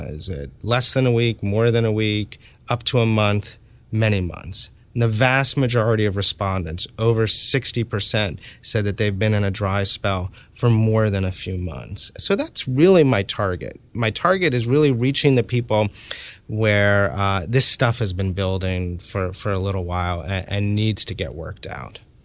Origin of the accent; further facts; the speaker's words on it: New York City, New York, United States; I was, uh, born and raised in New York City